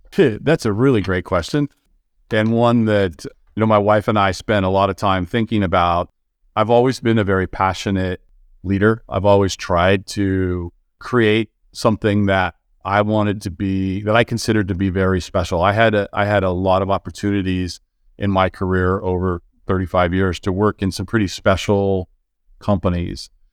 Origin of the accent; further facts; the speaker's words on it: California, United States; I was born and raised in California